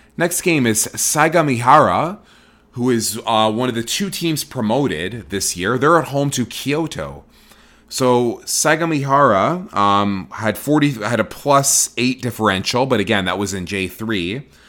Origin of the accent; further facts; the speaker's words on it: Toronto, Ontario, Canada; now in Vancouver, Canada; I'm born and raised in Toronto, Ontario, Canada